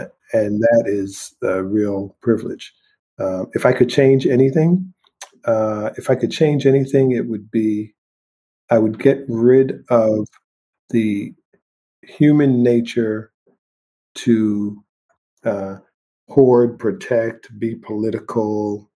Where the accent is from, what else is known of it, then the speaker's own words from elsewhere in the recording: St. Thomas, U.S. Virgin Islands; I grew up partly in the Caribbean in St. Thomas, Virgin Islands, right? And that was carnival and the beach and relaxation and beautiful weather all year long.